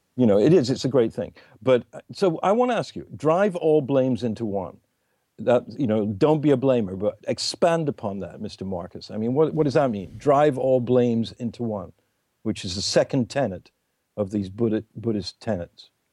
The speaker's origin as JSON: {"language": "English", "region": "England", "country": "United Kingdom", "said": "me being English"}